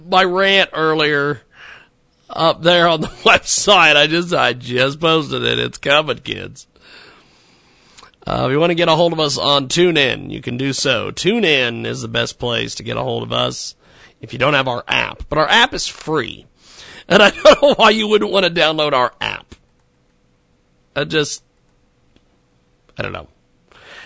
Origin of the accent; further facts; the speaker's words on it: McPherson, Kansas, United States; My hometown of McPherson, Kansas, had a newspaper there for years.